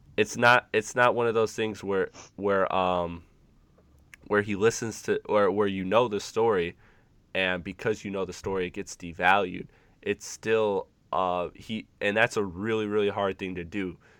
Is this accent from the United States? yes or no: yes; Detroit, Michigan, United States; I'm from the Michigan area, Metro Detroit